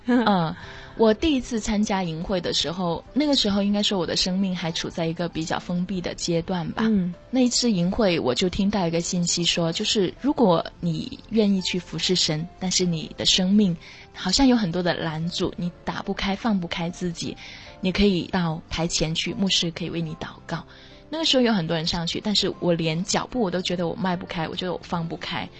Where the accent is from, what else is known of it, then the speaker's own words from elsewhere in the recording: China; 我们普通中国人穿的休闲的服装